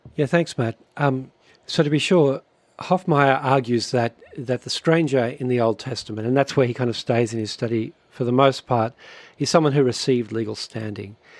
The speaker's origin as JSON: {"language": "English", "country": "Australia", "tie": "born or raised there", "moved": "as an adult", "lives_now": "Canada", "said": "brothers, we grew up in Australia"}